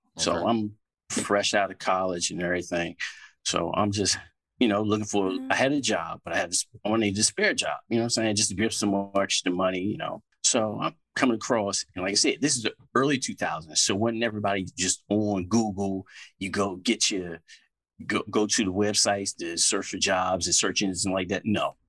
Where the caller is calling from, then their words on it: Washington, District of Columbia, United States; I'm calling from out here in D.C.